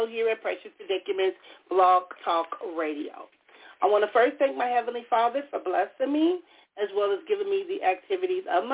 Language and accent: English; Compton, California, United States; I was born and raised in Compton, California